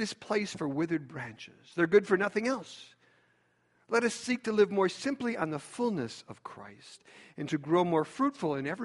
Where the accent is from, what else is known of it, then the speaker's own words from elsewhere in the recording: Chicago, Illinois, United States; I'm from Chicago